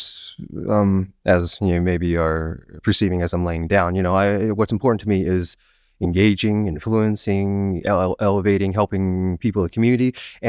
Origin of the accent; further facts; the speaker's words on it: Seattle, Washington, United States; now in New York City, United States; I grew up in Seattle, Washington, and then school, and then came over here. I've been here in New York City proper for about 10 years.